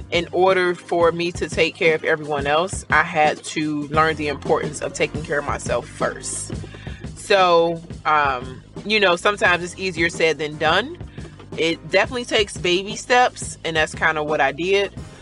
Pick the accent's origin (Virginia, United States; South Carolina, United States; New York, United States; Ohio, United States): Ohio, United States; Cincinnati; now in Marietta, United States; I am from Cincinnati, Ohio, but I currently live in Marietta, Georgia